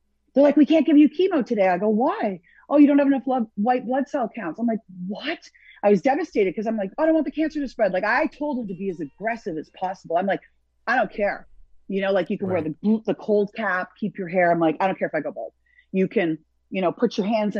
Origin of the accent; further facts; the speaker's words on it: Toronto, Ontario, Canada; now in Hollywood, United States; I'm from Toronto.